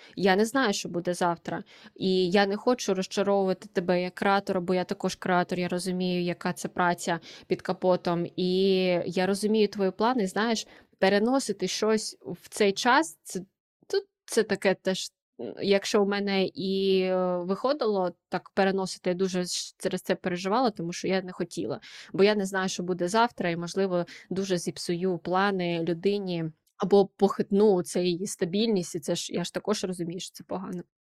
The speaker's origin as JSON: {"language": "Ukrainian", "town": "Kharkiv", "region": "Kharkiv Oblast", "country": "Ukraine", "moved": "as an adult", "lives_now": "Lisbon, Portugal", "said": "Я харків'янка"}